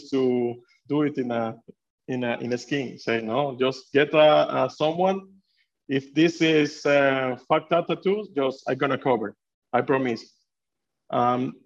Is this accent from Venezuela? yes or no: yes; Venezuela; English is a second language; now in Sweden; I'm from Venezuela. I'm born in Venezuela.